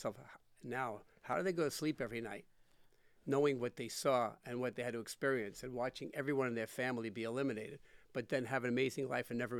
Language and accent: English; New York City, New York, United States; I grew up in New York. And we grew up in a town. It was in Rego Park, Queens